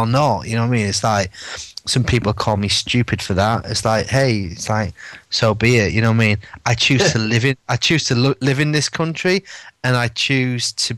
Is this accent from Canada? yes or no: no; England, United Kingdom; I'm English